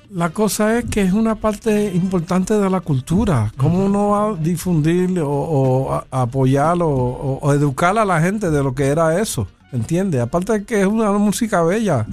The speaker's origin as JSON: {"language": "Spanish", "region": "New York", "country": "United States", "tie": "born or raised there", "said": "yo soy nacido y criado en Nueva York y mayormente el 90% del tiempo estoy hablando inglés"}